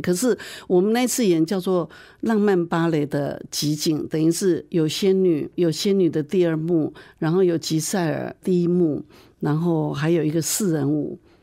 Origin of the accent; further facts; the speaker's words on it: Taichung, Taiwan; moved away as an adult; now in Kaohsiung, Taiwan; 我是台中人，我是一直都住在台中，我是结婚嫁到高雄来的